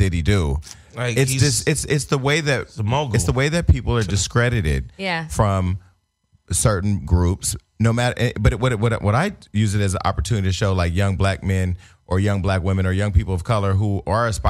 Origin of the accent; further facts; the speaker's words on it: the Bay Area, California, United States; I'm from the Bay